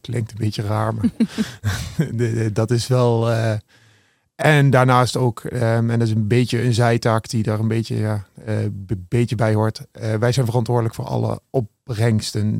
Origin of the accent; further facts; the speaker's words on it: Beneden-Leeuwen, Gelderland, Netherlands; Ik ben eh, geboren en getogen in het mooie Benedenleeuwen